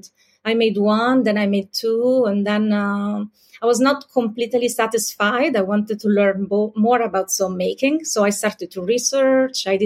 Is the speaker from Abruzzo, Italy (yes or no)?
yes; Pescara, Abruzzo, Italy; moved away as an adult; also born or lived in Rome, Italy / New York, United States; now in Paris, France; I'm Italian. I was born and raised in Italy in a city called Pescara.